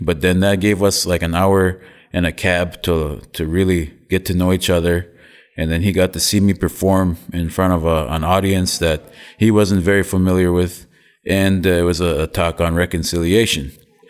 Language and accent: English; Little Saskatchewan First Nation, Manitoba, Canada; I'm from Little Saskatchewan First Nation, located in the Interlake of Manitoba. My people are Anishinaabeg.